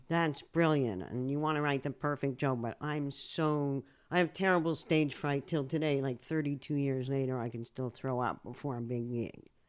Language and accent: English; Canada; also born or lived in United States; now in Israel; I moved, I moved from Canada to the U S